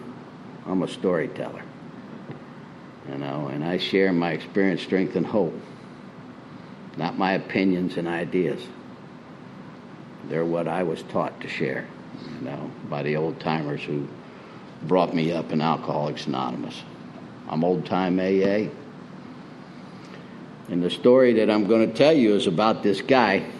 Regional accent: Springfield, Illinois, United States; moved away as an adult; also born or lived in Miami, Florida / Pompano Beach, Florida; now in Prescott, United States; I was born in 1952 in Springfield, Illinois, and alongside the cornfields, and in the 50s as a kid

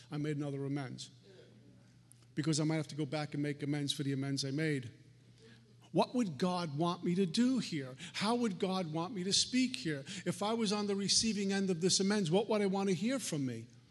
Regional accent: New York City, New York, United States; I grew up in Brooklyn

